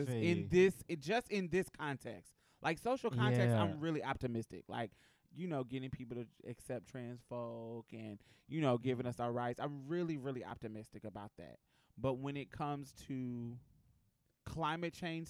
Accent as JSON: {"language": "English", "town": "Houston", "region": "Texas", "country": "United States", "said": "I'm from Houston. I'm from the Galleria area in Houston"}